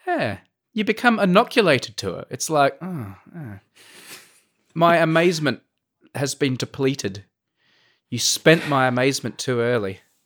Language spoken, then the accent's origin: English; Adelaide, South Australia, Australia; moved away; I come from Adelaide